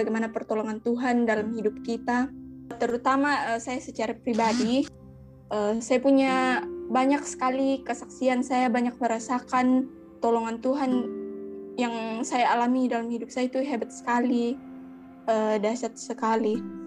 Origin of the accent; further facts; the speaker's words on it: Toraja, South Sulawesi, Indonesia; also born or lived in Rantepao / Bori; saya orang Toraja